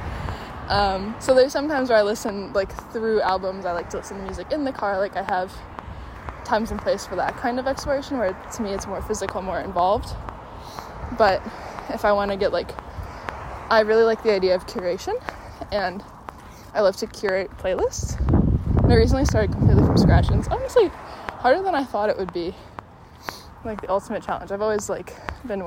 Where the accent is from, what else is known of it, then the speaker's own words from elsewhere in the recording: Chicago, Illinois, United States; in Chicago, there's... selective enrollment schools, and I went to Northside College Prep